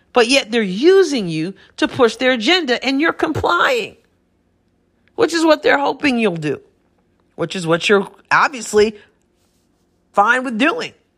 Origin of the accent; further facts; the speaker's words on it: New York, United States; moved away as an adult; I'm from New York originally, but I, I moved away a few years ago